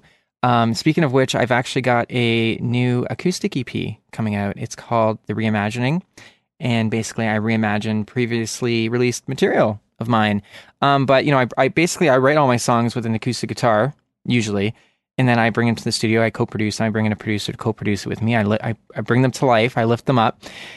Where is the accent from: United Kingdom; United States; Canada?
Canada; This is true, and … from Canada.